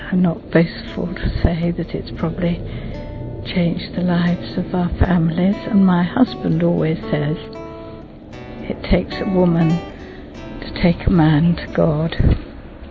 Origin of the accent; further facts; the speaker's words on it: London, United Kingdom; I come from England. And I was born in London in the sound of Bow Bells